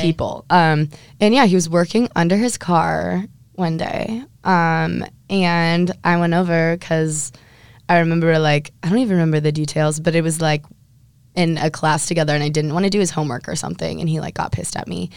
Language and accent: English; Huntington Beach, California, United States; I'm from Huntington Beach, California